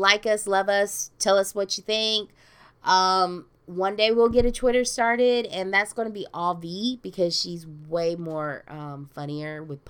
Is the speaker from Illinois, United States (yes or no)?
no; Sandy Springs, Georgia, United States; I'm from Sandy Springs.